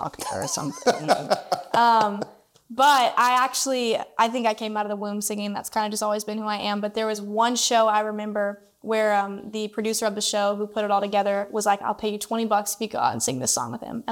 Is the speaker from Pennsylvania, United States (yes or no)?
no; Clarksville, Tennessee, United States; I'm from Clarksville, Tennessee, which is about 45 minutes out of Nashville